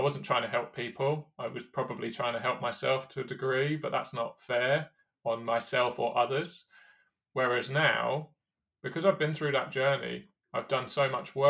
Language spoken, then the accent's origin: English; United Kingdom; especially as a British athlete at London.